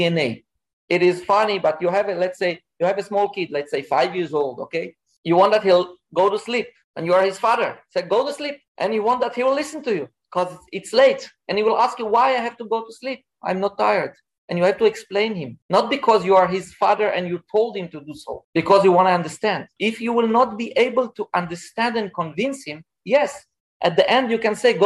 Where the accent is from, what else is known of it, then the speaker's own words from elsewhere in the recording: Israel; moved away as an adult; now in Singapore; I'm from Israel. I relocated to Singapore about 1.5 years ago